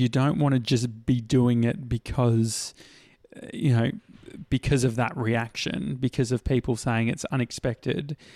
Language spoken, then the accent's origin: English; Australia; as an Australian